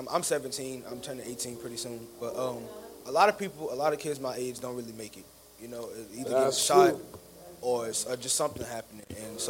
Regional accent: Florida, United States; we're from Florida.

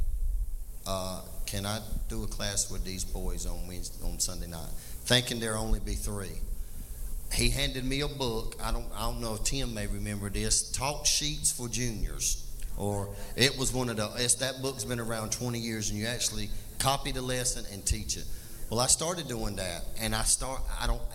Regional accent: Laurel Hill, North Carolina, United States; I was raised typical in Laurel Hill.

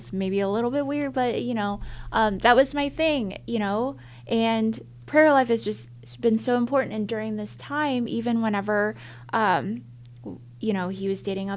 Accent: St. Louis, Missouri, United States; moved away as an adult; also born or lived in Austin, Texas; that's my hometown

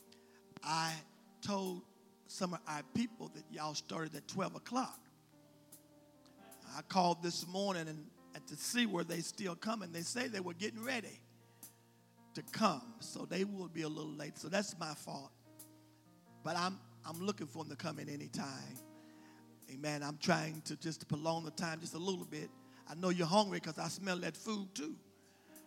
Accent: West Virginia, United States; I'm from West Virginia

